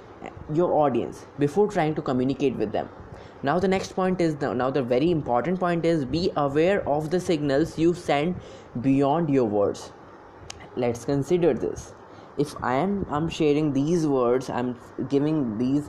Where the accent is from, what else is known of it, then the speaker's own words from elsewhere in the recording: Delhi, India; I'm from Delhi and I am working with a startup